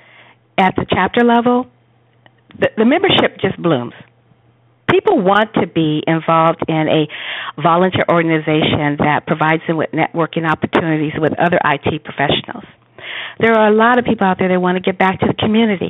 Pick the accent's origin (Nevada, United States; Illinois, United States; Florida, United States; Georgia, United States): Georgia, United States; Atlanta; we're both from Atlanta